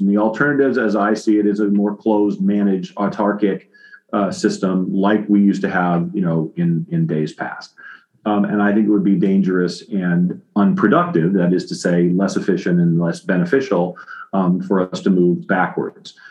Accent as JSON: {"language": "English", "country": "United States", "said": "I'm an American"}